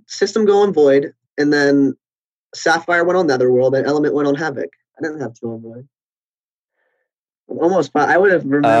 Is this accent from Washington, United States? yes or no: no; Baltimore, Maryland, United States; also born or lived in New York City; I just turned 21 in April. I'm from Maryland. I was born in Baltimore. I lived outside of Baltimore, like 20 minutes outside of Baltimore, pretty much my whole life.